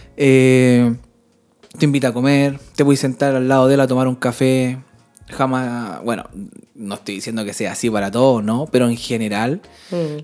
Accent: Chile; moved away as an adult; now in Sweden; mis amigos de toda la infancia o mis amigos de toda la vida están en Chile

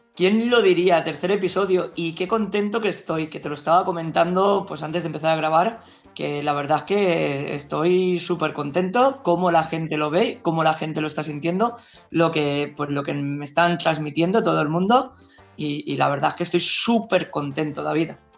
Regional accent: Valencian Community, Spain; como buenos valencianos en fallas

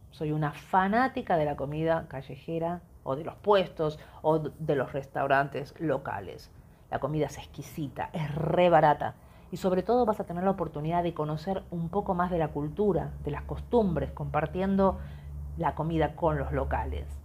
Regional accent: Argentina; Yo soy Argentina, o sea, cualquier lugar del mundo es más seguro.

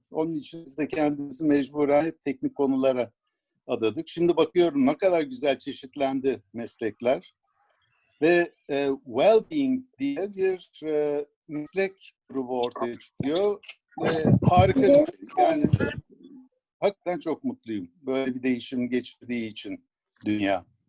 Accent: Sivas, Sivas Province, Turkey; moved away; also born or lived in Ankara; 1949 ee, yılında ben e, Sivas'ta doğmuşum. Bütün ailem Sivaslı.

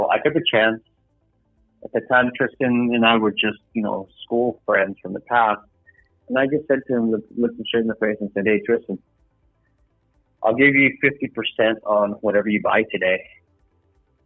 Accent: Los Angeles, California, United States; I was born and raised in sunny Los Angeles, California.

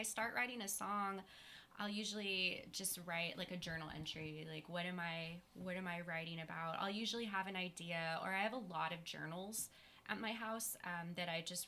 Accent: Texas, United States; growing up in Texas, floating the rivers

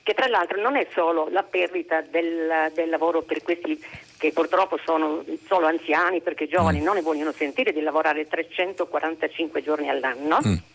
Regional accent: Gergei, Sardinia, Italy

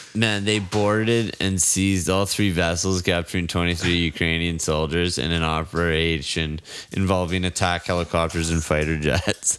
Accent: Canada; my hometown burnt down

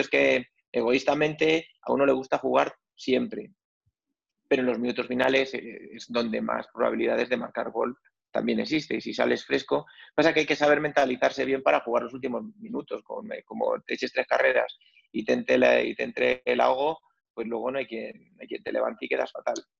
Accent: Madrid, Community of Madrid, Spain; yo además soy de lo que se solía decir de pura cepa, ¿no? Porque mis abuelos, mis, abuelos, pues todos son de, de, de Madrid, mi padre era de Madrid, mi madre era de Madrid, es de Madrid

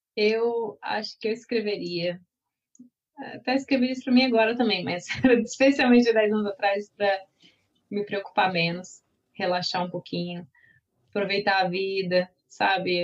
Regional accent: Brazil; moved away as an adult; now in Slovenia; sendo brasileira

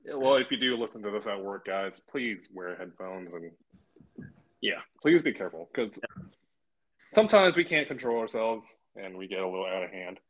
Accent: the Bay Area, Northern California, United States; … and I are both from California

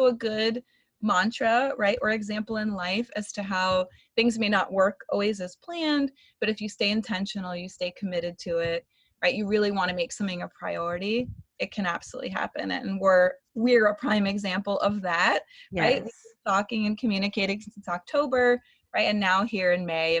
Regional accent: Florida, United States; moved away as an adult; born and raised in Florida, which I actually just relocated back a month ago.

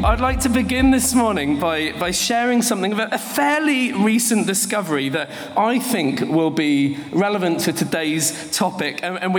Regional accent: England, United Kingdom; now in Bo'ness, United Kingdom

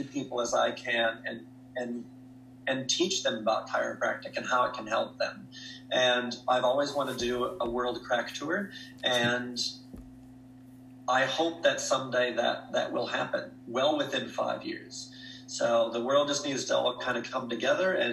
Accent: Jeffers, Minnesota, United States; moved away as an adult; also born or lived in Duluth, Minnesota; now in Australia; I was born and raised in Jeffers, Minnesota. My parents are still there

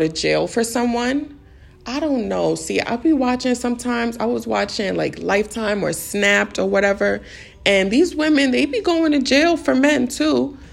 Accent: New York City, New York, United States; moved away as an adult; also born or lived in Maryland; I grew up in the Bronx all my life. So I moved to Maryland

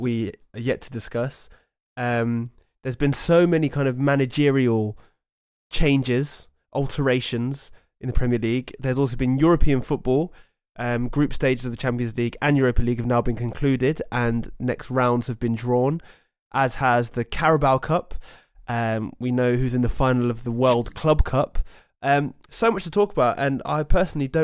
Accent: Oxford, South East England, United Kingdom; we grew up in Oxford, we went to school in Oxford

